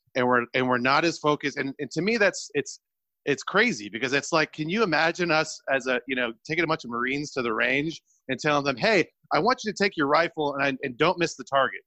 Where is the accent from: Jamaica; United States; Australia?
United States; California; I'm from California